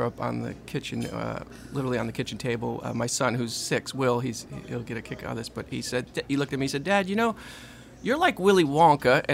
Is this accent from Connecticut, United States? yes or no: yes; Connecticut, United States; moved away as an adult; now in Louisiana, United States; I've come from Connecticut, grew up, born and raised in Connecticut, came down here early 2000 was supposed to be a year